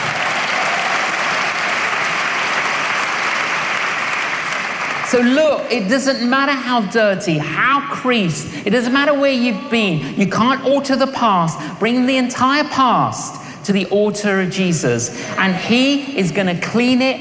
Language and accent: English; London, United Kingdom; when I was growing up in London, I was an agnostic